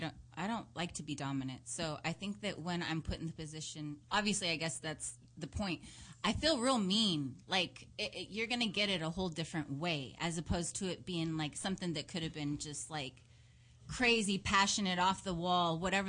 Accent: Seattle, Washington, United States; now in Los Angeles, United States; Seattle, Washington.

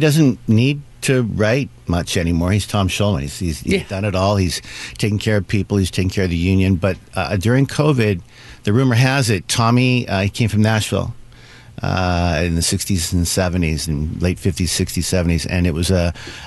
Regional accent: Canada; moved away; also born or lived in United States; I'm Canadian-American proud. I'm both.

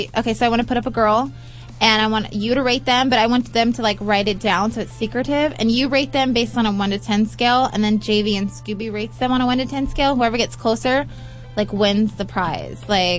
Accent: Southern California, United States; I'm from SoCal.

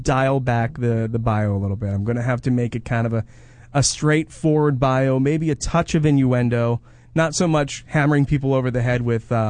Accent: New Jersey, United States; accent: Jersey; my Jersey accent.

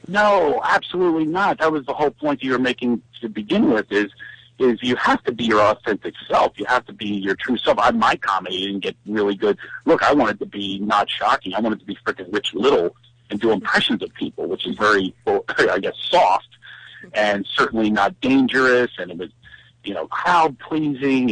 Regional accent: Philadelphia, Pennsylvania, United States; accent: Philadelphia; my horrible Philadelphia accent

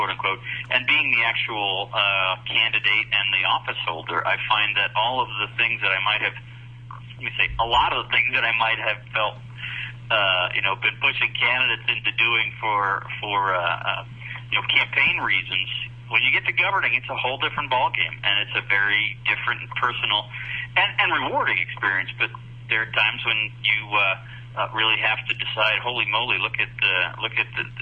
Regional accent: New York, United States; now in Idaho, United States; I grew up in New York, but I always thought of myself as a New Yorker, but I've been in Idaho far longer than I spent there

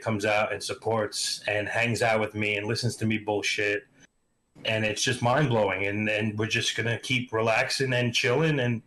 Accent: Long Island, New York, United States; accent: East Coast; also born or lived in Queens, New York / Brooklyn, New York; Mostly I grew up in Long Island.

